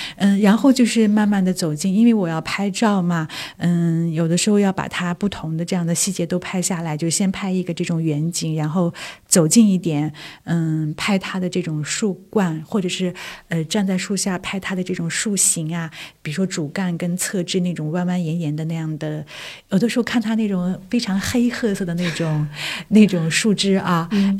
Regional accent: Korla, Xinjiang, China; now in Beijing, China; 我小的时候是出生生长在新疆的

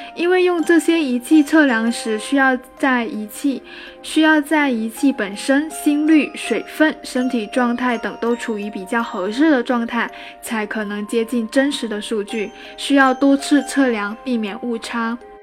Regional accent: China; 我们中国人

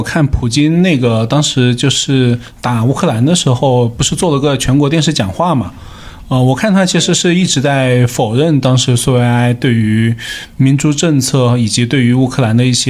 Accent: China; 因为作为一个中国人，我感受就很明显。

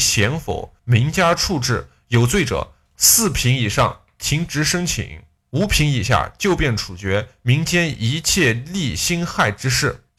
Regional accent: Gansu, China; 我老家甘肃哟

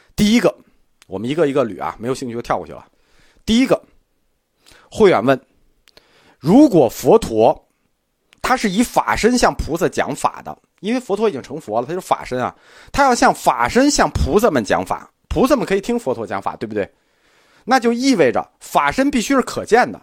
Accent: China; 我们中国人

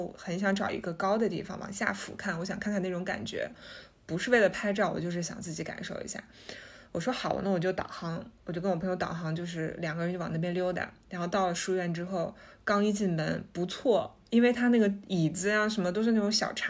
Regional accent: China; 作为中国人，

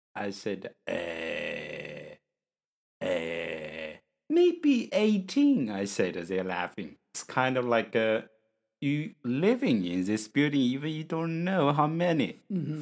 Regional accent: China; English is a second language; from China

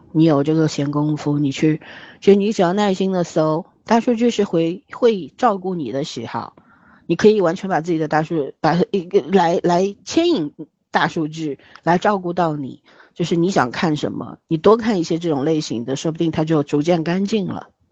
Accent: Shanghai, China; 我是一个上海人

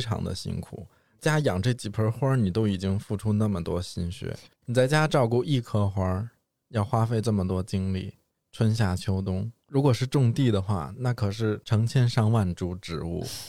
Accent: Beijing, China; 我也算是在大城市出生的孩子嘛嗯。但是其实我们家是在北京比较郊区的地方

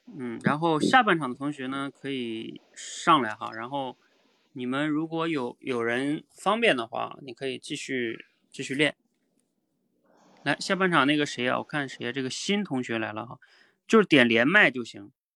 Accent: China; 比如说像我们中国人啊，就是每年春运的大军

